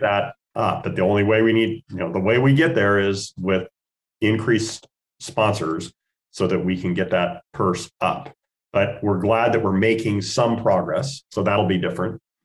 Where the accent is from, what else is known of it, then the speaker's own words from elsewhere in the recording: Spokane, Washington, United States; moved away as an adult; now in Portland, United States; I'm a Northwest boy. I grew up in Spokane, Washington